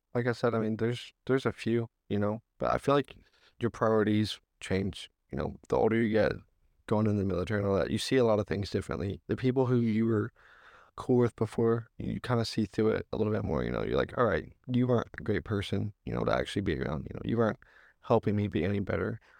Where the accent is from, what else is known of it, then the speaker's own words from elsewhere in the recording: Virginia, United States; moved away; I'm from Virginia.